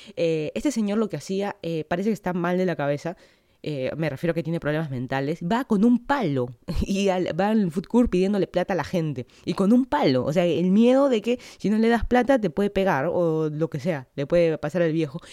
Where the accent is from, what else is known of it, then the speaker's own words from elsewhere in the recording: Lima, Peru; moved away as an adult; now in Miami, United States; yo soy de Lima, Perú. Hace casi dos años me mudé para acá, para Florida, para hacer mi maestría